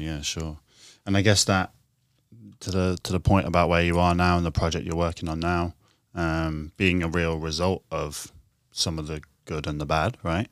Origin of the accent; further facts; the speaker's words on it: Horncastle, East Midlands, United Kingdom; moved away as an adult; now in London, United Kingdom; I grew up in the East Midlands, in a small town called Horncastle